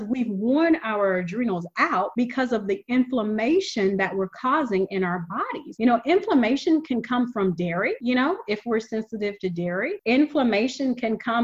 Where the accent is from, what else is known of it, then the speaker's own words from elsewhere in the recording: the South, United States; I come from the South. I'm used to that Paula Deen style cooking. You know, that's what we grew up on.